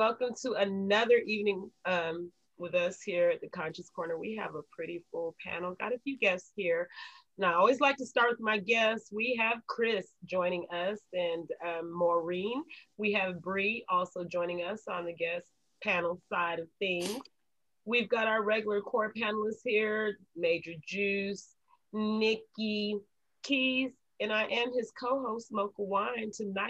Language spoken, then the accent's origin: English; Panama; born there; I'm Latin born. I am of Latin descent. My father is Panamanian. I was born in Panama.